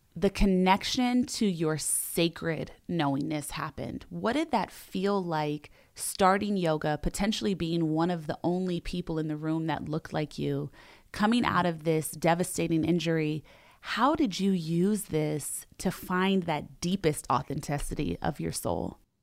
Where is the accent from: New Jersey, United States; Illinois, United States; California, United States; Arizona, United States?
California, United States; Los Angeles; I grew up in Los Angeles